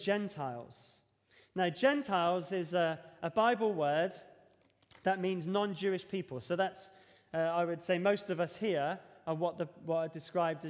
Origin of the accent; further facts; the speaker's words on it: Devon, South West England, United Kingdom; moved away; When I grew up in Devon, we used to have what we call youth discipleship here.